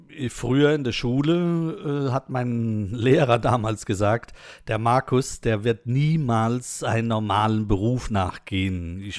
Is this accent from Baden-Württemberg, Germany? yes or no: yes; Mannheim, Baden-Württemberg, Germany; accent: Mannheim dialect; äh, nee, nee, bei uns in Monnem, da babbeln wir halt ein bisschen anders da.